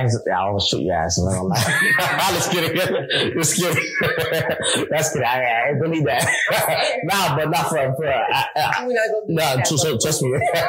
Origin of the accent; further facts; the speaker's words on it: United States; Growing up in America, people don't like the Haitians. In the Caribbean, they don't like the Haitians.